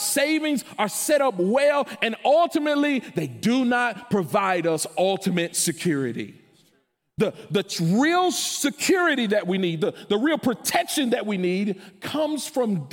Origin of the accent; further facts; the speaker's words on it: Memphis, Tennessee, United States; I grew up in Memphis